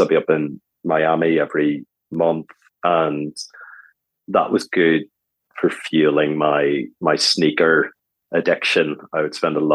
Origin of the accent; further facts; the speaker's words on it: Ireland; moved away as an adult; also born or lived in Dublin / Cayman Islands / British Virgin Islands / United States; now in London, United Kingdom; Being Irish